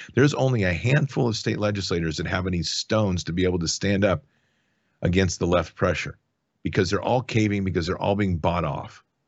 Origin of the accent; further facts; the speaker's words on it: United States; as an American who has served